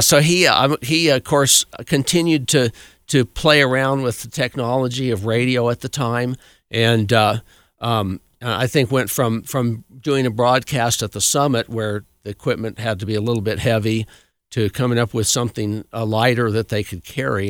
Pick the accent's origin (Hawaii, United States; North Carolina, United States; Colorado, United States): Colorado, United States; Cascade; I grew up in Cascade